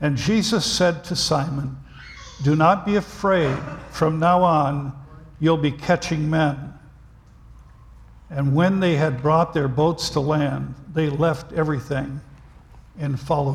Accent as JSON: {"language": "English", "region": "Vermont", "country": "United States", "tie": "born or raised there", "moved": "yes", "said": "I was raised on a dairy farm in Vermont"}